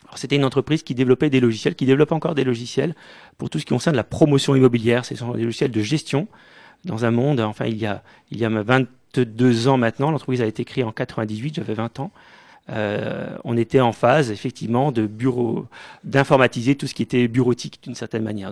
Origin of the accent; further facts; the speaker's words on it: Mulhouse, Grand Est, France; je suis né à Mulhouse en 1977, au Diaconat, comme beaucoup de Mulhousiens